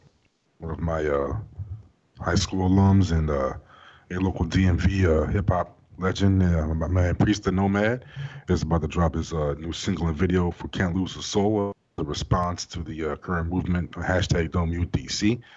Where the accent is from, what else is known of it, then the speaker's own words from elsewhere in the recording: Jamaica; I know because I'm Jamaican.